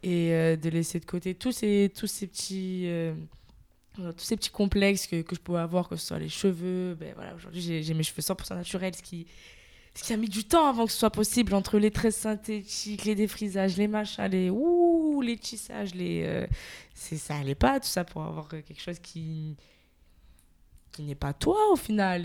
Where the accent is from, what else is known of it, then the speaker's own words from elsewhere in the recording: Marseille, Provence-Alpes-Côte d'Azur, France; je suis de Marseille, marseillaise